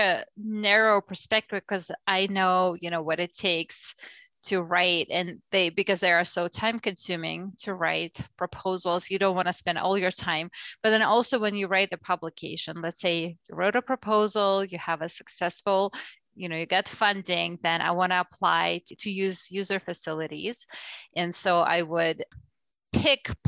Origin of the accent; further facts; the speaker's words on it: Russia; moved away as an adult; now in United States; I'm from Russia originally, so my academic career started there